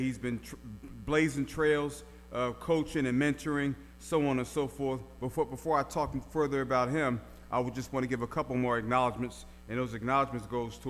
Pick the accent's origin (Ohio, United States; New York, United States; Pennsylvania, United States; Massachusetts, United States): Pennsylvania, United States; Philadelphia; moved away; Y'all know that's my hometown, West Philly in the house.